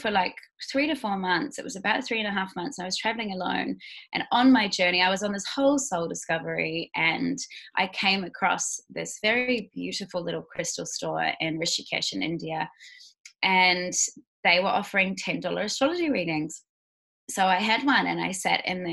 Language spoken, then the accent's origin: English; Queenstown, Otago, New Zealand; now in Bali, Indonesia; I am a Kiwi girl. Originally, I was born in Queenstown, New Zealand.